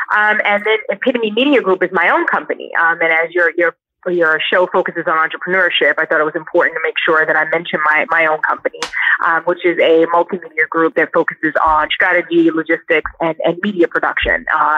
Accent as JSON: {"language": "English", "town": "Brooklyn", "region": "New York", "country": "United States", "said": "Well, I am from Brooklyn, New York."}